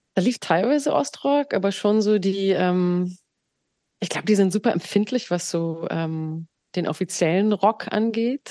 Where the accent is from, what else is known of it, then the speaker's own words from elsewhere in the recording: Berlin, Germany; also born or lived in Grünheide; ich bin im Osten geboren und aufgewachsen und habe auch die ersten prägenden Jahre da erfahren